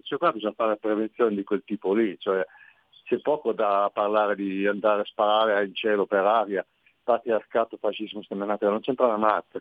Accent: Piedmont, Italy; sono piemontese

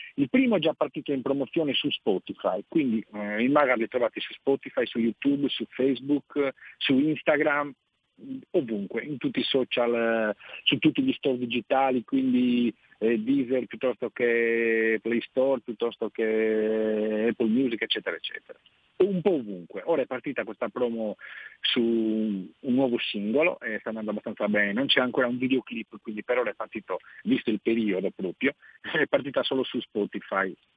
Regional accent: Nuoro area, Sardinia, Italy; moved away as an adult; now in Alghero, Italy; Io in realtà sono del Nuorese

